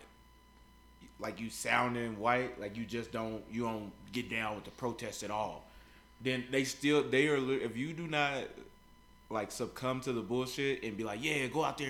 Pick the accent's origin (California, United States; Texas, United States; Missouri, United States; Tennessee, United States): Missouri, United States; Kansas City; I got this girl that I grew up with in Kansas City